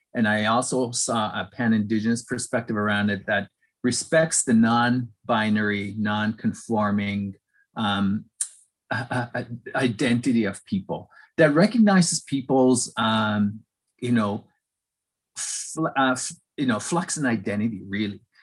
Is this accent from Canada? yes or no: yes; Millbrook First Nation, Nova Scotia, Canada; now in Halifax, Canada; I'm from Millbrook First Nations